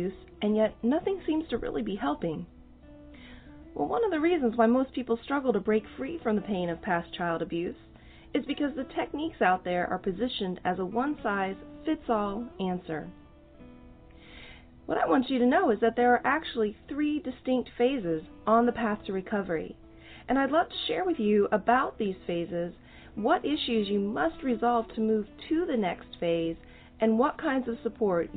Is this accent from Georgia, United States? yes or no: no; Oklahoma, United States; I'm from Oklahoma, so I love my country folks.